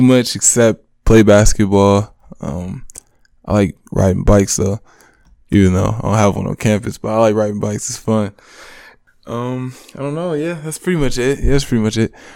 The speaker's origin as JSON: {"language": "English", "town": "Monroe", "region": "Michigan", "country": "United States", "said": "I'm from Monroe, Michigan."}